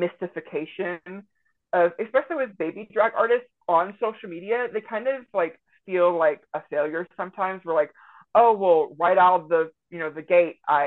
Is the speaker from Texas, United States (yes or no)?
yes; Jewett, Texas, United States; moved away as an adult; now in Northwest Arkansas, United States; I grew up in kind of like a very small rural town called Jewett, Texas, in Central East Texas.